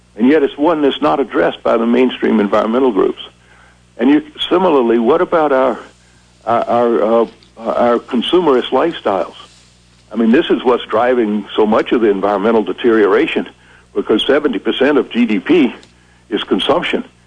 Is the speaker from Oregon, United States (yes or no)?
no; South Carolina, United States; moved away; also born or lived in Vermont; I grew up down there in in the 1950s